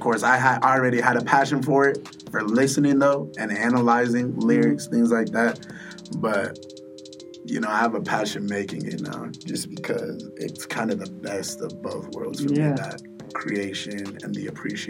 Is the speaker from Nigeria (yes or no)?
yes; Nigeria; but to the core, Nate knows I'm Nigerian. Shout out my Naija boys.